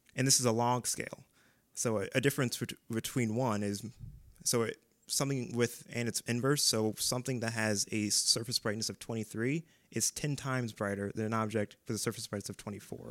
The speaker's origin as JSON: {"language": "English", "town": "Strongsville", "region": "Ohio", "country": "United States", "tie": "born or raised there", "also_born_or_lived": "Maple Heights, Ohio", "said": "I'm originally from Maple Heights, but we moved to Strongsville"}